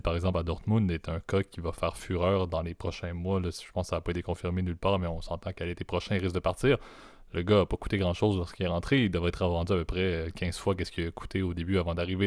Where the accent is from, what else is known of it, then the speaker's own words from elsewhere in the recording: not far from Montreal, Quebec, Canada; je suis un Québécois euh, qui, qui, est né au Québec, euh, pas trop loin